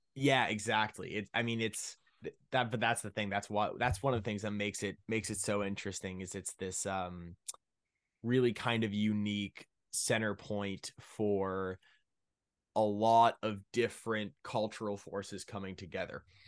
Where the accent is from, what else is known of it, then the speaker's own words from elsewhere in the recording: Ottawa, Ontario, Canada; I'm from Ottawa, Ontario, Canada.